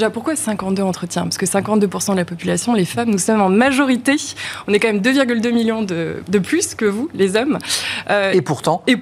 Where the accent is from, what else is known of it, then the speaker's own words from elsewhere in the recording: Lyon, Auvergne-Rhône-Alpes, France; Alors moi, je suis franco-britannique, j'ai grandi à Lyon